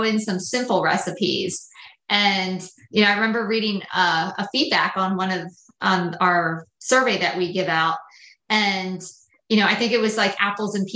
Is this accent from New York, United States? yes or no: no; Lancaster County, Pennsylvania, United States; I grew up in Lancaster County, so everything was very simple